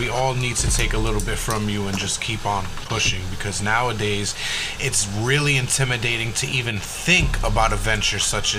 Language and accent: English; Puerto Rico; Me, myself, I'm Puerto Rican